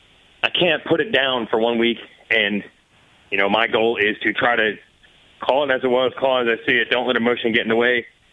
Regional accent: United States; I am American

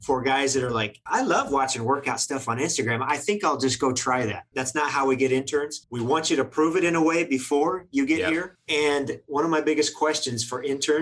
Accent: Western Kansas, United States; I grew up in Western Kansas

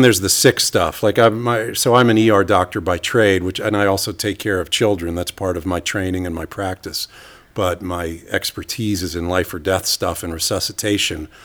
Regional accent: New York City, New York, United States; moved away as an adult; now in Stockholm, Sweden; I moved from New York City, where I grew up

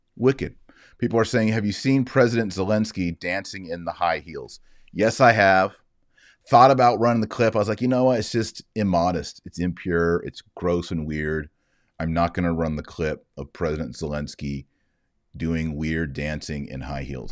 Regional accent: Texas, United States; As a Texan

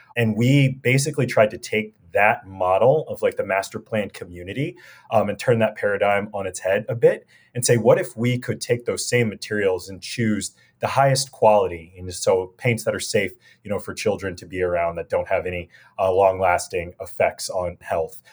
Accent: Los Angeles, California, United States; I'm a kid from South Central L A. We grew up with nothing

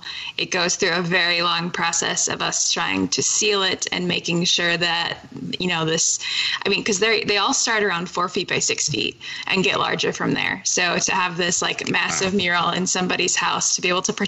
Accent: Wisconsin, United States; I'm from Wisconsin

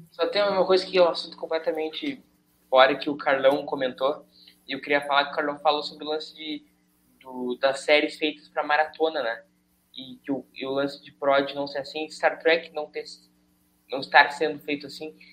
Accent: São Leopoldo, Rio Grande do Sul, Brazil; eu sou de São Leopoldo e eu moro em São Leopoldo

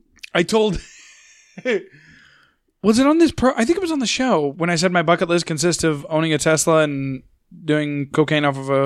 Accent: United States; I'm an American.

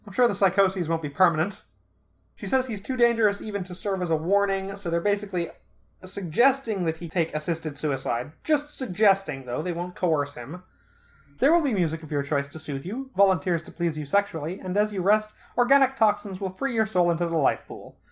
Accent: Flint, Michigan, United States; I grew up in Flint. I drink Fago.

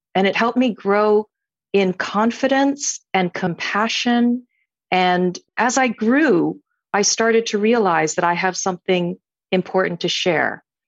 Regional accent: United States; I'm, I'm Chinese American.

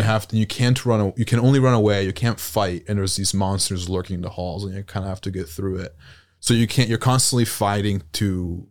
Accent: Italy; moved away as an adult; Yeah, I was born in Italy and was raised in Italy, and I moved here for college. My mother's American, so I learned English at a very young age.

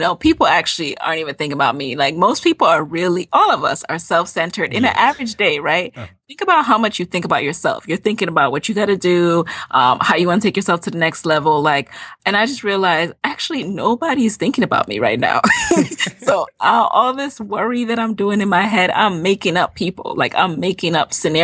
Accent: New York City, New York, United States; also born or lived in Jamaica; I'm originally from Jamaica, the island. I was born there. I came to the U.S. when I was 6, and I grew up in the Bronx, New York

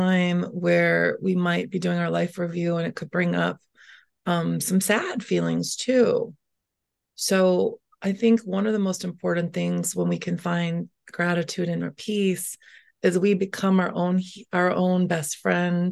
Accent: Schaumburg, Illinois, United States; This is the home I grew up in Schaumburg, since age five

